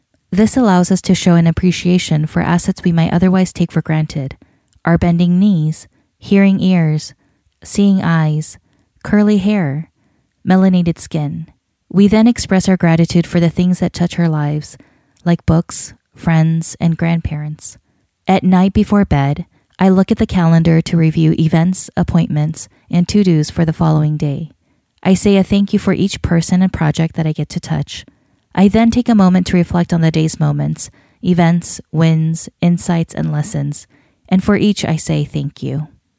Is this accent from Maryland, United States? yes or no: no; North Carolina, United States; against my decision to hold the wedding in Iowa instead of my home state of North Carolina